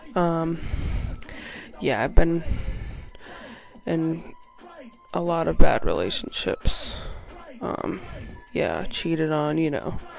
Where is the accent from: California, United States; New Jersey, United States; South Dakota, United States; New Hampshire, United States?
New Hampshire, United States; I'm from New Hampshire, have lived in the same small town my whole life.